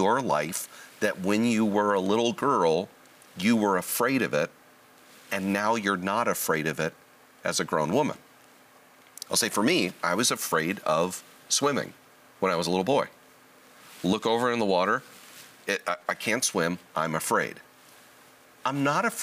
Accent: Southern California, United States; I was born and raised in Southern California

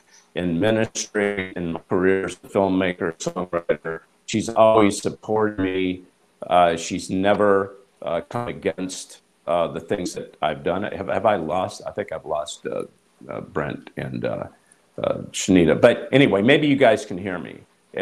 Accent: Hollywood, California, United States; So I'm going to be talking about this morning how Hollywood, you know, I come from Hollywood.

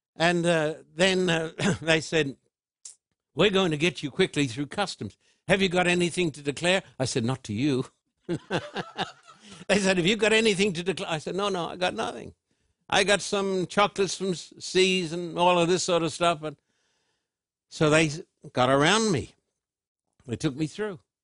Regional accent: Sydney, New South Wales, Australia; moved away as an adult; now in United States; Sydney is my hometown

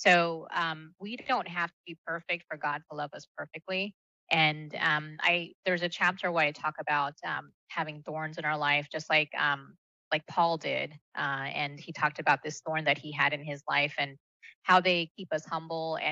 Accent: United States; first language Malayalam; English is a second language; I was born here, but I grew up sort of this hybrid of the two cultures

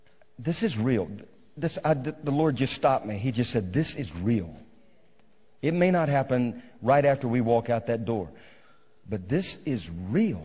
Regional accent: Bogalusa, Louisiana, United States; now in Moravian Falls, United States; I'm from Bogalusa

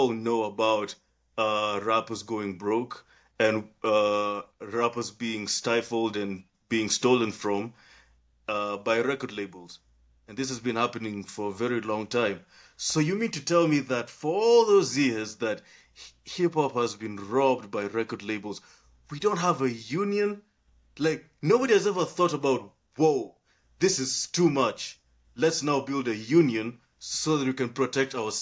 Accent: Kenya; I'm from Kenya. I'm from Kenya.

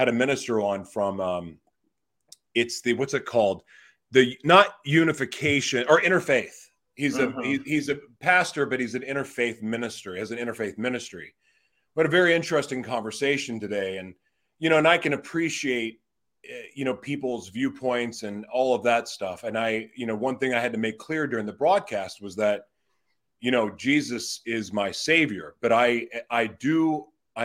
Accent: Oklahoma, United States; moved away; I'm originally from Oklahoma

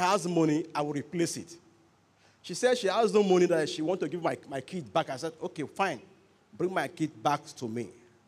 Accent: Bayelsa, Nigeria; I am from Bayelsa State

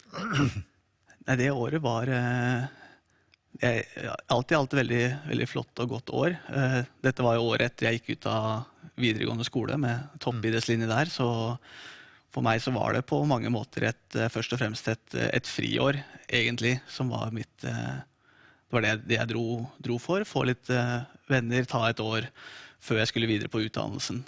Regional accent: Drammen, Buskerud, Norway; fikk jeg min eh, første bibel av eh, De frie venner i Drammen, i menigheten der jeg vokste opp

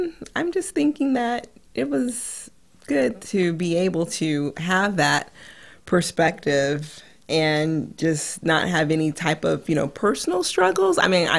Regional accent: California, United States; also born or lived in Washington, D.C. / Idaho; I mean, I grew up in California. Then I spent some time in D.C. And then I believe also in Idaho is some of the places that we went to.

